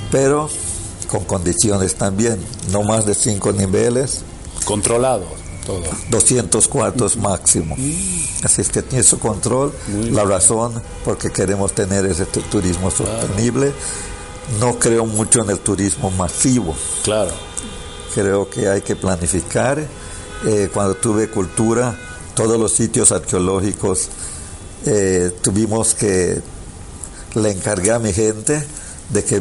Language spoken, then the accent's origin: Spanish; Belize; Claro tenemos las, raíces mexicanas en, Belice. Tenemos bastante de las mismas culturas. Somos caribeños.